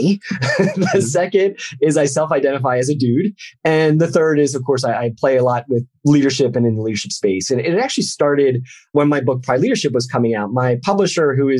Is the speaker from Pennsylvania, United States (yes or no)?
yes; Philadelphia, Pennsylvania, United States; moved away as an adult; also born or lived in Orlando, Florida / Ohio; I started my life journey in the burbs of Philadelphia. So that was kind of like my main city that I hung out with as a child